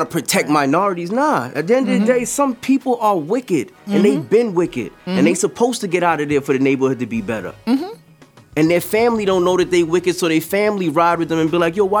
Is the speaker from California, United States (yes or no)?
no; New York City, New York, United States; Growing up on Gun Hill